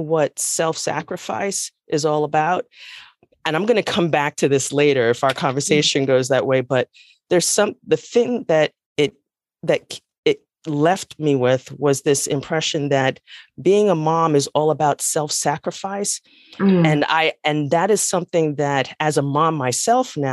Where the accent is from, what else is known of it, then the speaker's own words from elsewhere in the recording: New York City, New York, United States; also born or lived in New Jersey; now in North Carolina, United States; originally I'm from the Bronx, New York. the Bronx, as we like to call it. And I was raised by a single mom